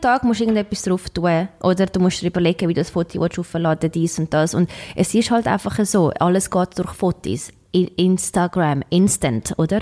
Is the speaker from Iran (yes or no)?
no; Switzerland; moved away; seit sechs Jahren bin ich nicht mehr in der Schweiz